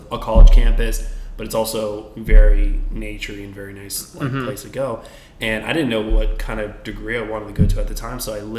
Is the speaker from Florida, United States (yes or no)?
yes; Weston, Florida, United States; So, I was from South Florida. I lived in Weston, like, Fort Lauderdale area, near Miami.